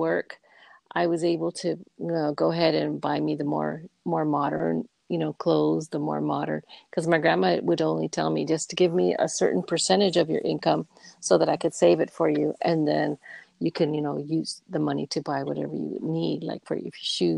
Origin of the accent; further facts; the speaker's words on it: Victorville, California, United States; moved away as an adult; also born or lived in Santa Clara, California / Los Angeles; I was raised up in Victorville